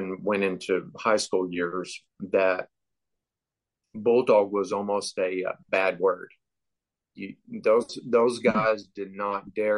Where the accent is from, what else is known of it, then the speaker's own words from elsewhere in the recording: Texas, United States; I'm in my mid-40s, and I grew up in South Texas in what they call the Brush Country, Live Oak County, McMullen area. It's between Corpus Christi and San Antonio, a little closer to Corpus.